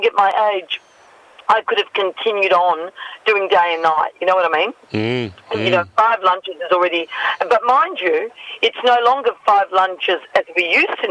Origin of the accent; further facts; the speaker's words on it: South Gippsland, Victoria, Australia; now in Melbourne, Australia; South Gippsland is really something special. It really is. You know, it's sort of where I grew up